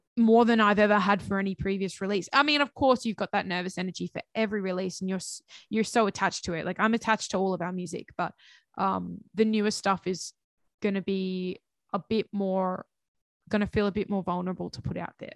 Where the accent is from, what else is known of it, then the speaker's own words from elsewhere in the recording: Central Coast, New South Wales, Australia; my hometown, um, because I don't live in Sydney. I live on the Central Coast